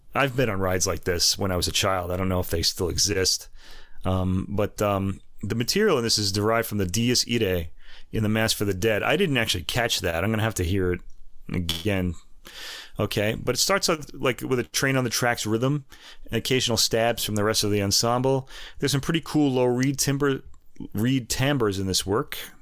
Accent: New York, United States; I was born in New York.

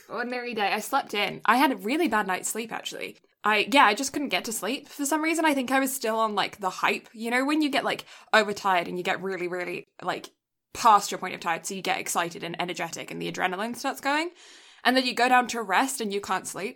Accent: England, United Kingdom; now in Canada; I, I grew up in England

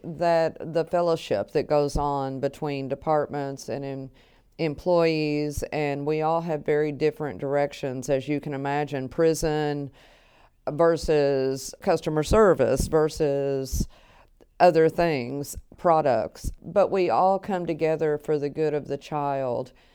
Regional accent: Eastern Kentucky, United States; I'm from Eastern Kentucky

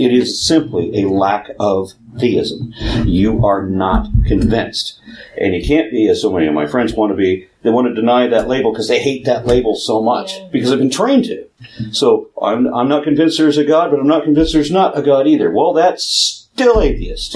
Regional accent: Texas, United States; being Texan, I can't pronounce anything correctly

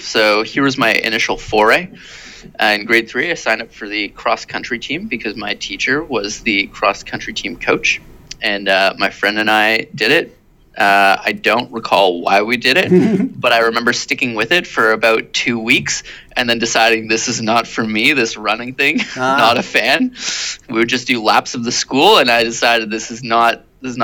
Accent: Shawnigan Lake, British Columbia, Canada; also born or lived in Victoria / Cobble Hill / Vancouver / Surrey; grew up pretty much in like Cobble Hill and then a short stint in Vancouver and then fully matured in Shawnigan Lake.

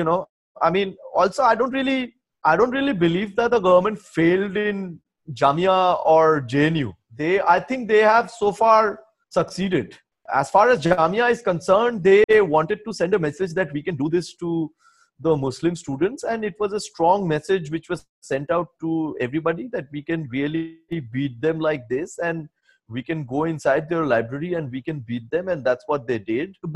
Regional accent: Kolkata, West Bengal, India; also born or lived in Silchar, Assam, India; when I was growing up in Salt Lake, I grew up with a lot of friends who were deeply into addiction

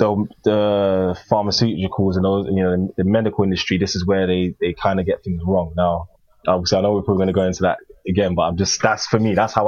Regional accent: Ghana; I'm African, so I don't understand what, I'm Ghanaian.

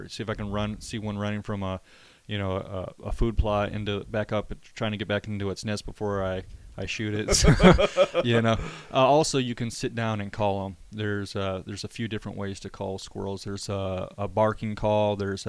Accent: Midwest, Michigan, United States; now in Texas, United States; me growing up in the Midwest

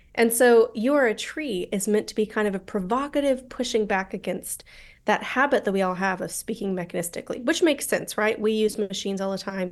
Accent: Colorado, United States; accent: American; moved away as an adult; also born or lived in St Andrews, Scotland; now in London, United Kingdom; I'm mostly from Colorado

